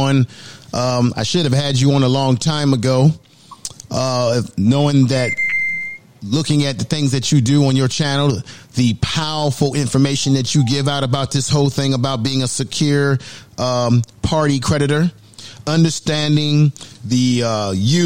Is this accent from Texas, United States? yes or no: no; San Francisco, California, United States; also born or lived in Baltimore, Maryland / Oakland, California; I lived in San Francisco for many years, about 30 years, went to high school there, college